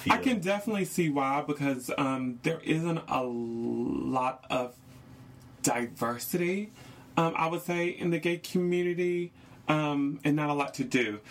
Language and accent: English; North Carolina, United States; moved away; I am from North Carolina